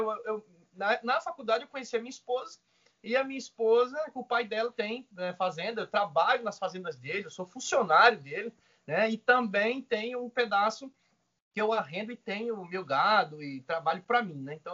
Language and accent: Portuguese; Maceió, Alagoas, Brazil; now in São Paulo, Brazil; eu sou de Maceió, cara, Alagoas.